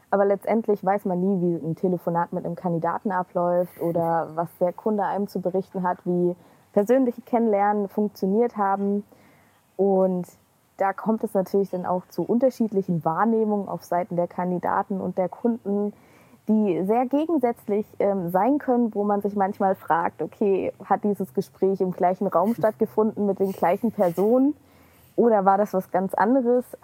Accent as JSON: {"language": "German", "town": "Leipzig", "region": "Saxony", "country": "Germany", "said": "ich komme auch aus Leipzig"}